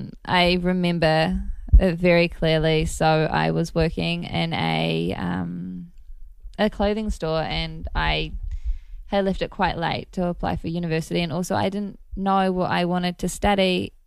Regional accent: Gisborne, New Zealand; now in Los Angeles, United States; North Island, East Coast.

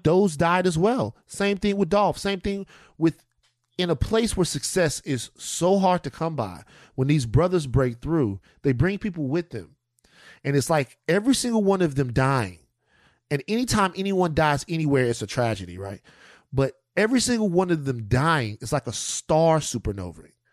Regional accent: Louisiana, United States; I come from Louisiana where people get sick

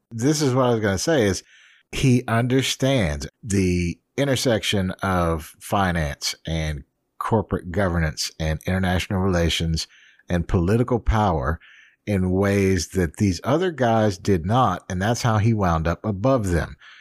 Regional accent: New Orleans, Louisiana, United States; I grew up in New Orleans, so off and on

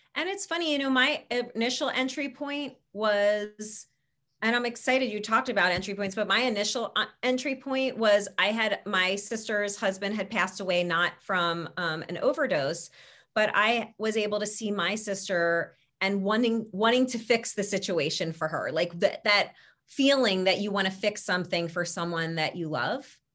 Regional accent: Philadelphia, Pennsylvania, United States; our hometown

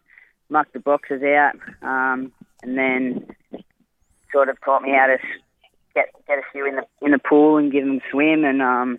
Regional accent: Wollongong, New South Wales, Australia; also born or lived in Yamba, New South Wales; I was born down in Wollongong. I stayed here until I was about 11. And then my family bought into a caravan park up in Yamba, and so we had to move up there to run that, run the business, and did all my high schooling up there.

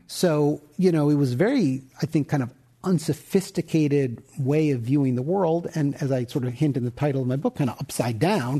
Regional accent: United States; as an American

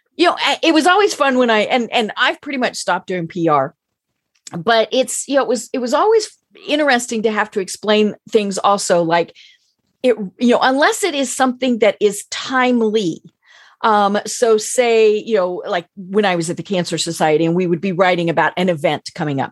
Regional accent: Denver, Colorado, United States; now in Atlanta, United States; I'm from Denver, where for many years we had the Rocky Mountain News and the Denver Post

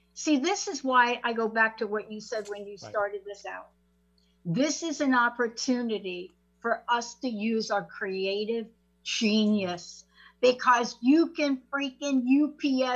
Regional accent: New Jersey, United States; moved away as an adult; also born or lived in New York; now in Seattle, United States; lived in New Jersey most of my life

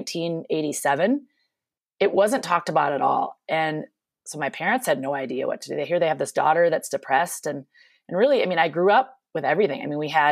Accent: Minnesota, United States; now in Eagle-Vail, Colorado, United States; I grew up in Minnesota, which you may hear my accent from time to time during this podcast

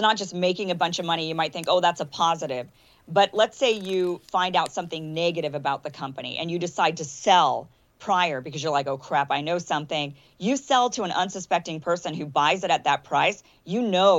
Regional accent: Idaho, United States; I'm from Idaho, a lot of gun owners in Idaho

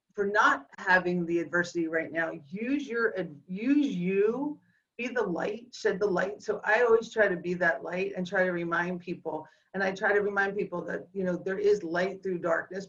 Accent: Philadelphia, Pennsylvania, United States; the girl born and raised in Northeast Philadelphia.

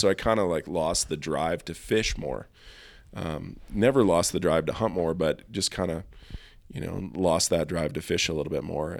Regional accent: Helena, Montana, United States; now in Bozeman, United States; growing up in Helena, you know, we spent most of our time hunting in the Tobacco Root Mountains

